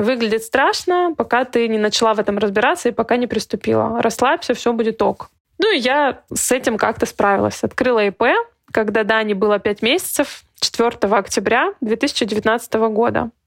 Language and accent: Russian; Yessentuki, Stavropol Krai, Russia; moved away as an adult; also born or lived in Saint Petersburg / Budyonnovsk; Ессентуки. Это мой родной город.